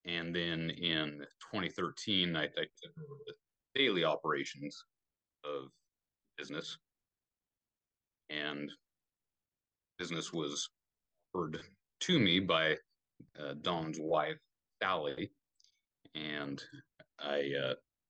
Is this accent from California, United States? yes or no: no; Caldwell, Idaho, United States; also born or lived in Nampa, Idaho; I spent most of my childhood growing up on Canyon Hill